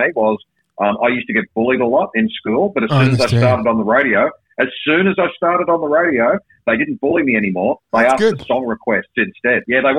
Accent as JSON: {"language": "English", "town": "Bathurst", "region": "New South Wales", "country": "Australia", "tie": "born or raised there", "also_born_or_lived": "Cairns / Sydney / Brisbane / Perth", "moved": "yes", "lives_now": "Melbourne, Australia", "said": "I grew up in Bathurst in New South Wales, which is a small enough town that I was able to get a job at the local radio station."}